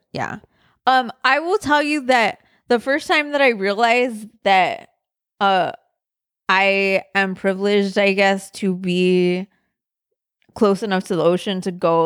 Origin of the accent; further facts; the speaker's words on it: Southern California, United States; I grew up in Southern California